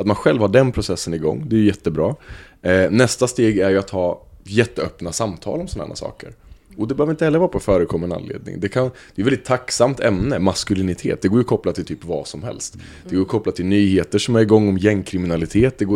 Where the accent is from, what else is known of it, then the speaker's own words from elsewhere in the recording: Östergötland, Sweden; accent: half Östgöta; får man deala med min halv östgötska